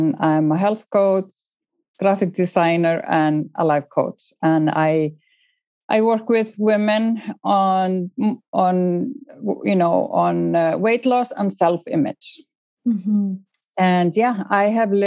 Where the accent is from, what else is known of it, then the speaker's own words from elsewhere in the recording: Eastern Region, Iceland; English is a second language; moved away as an adult; also born or lived in Minnesota, United States; I'm from Iceland